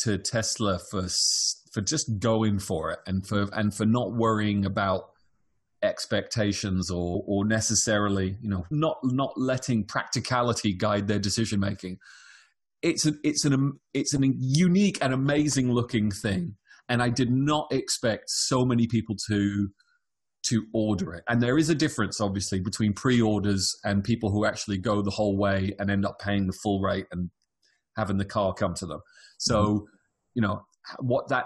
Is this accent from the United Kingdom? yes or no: yes; United Kingdom; moved away as an adult; now in California, United States; I'm British, I've come to America.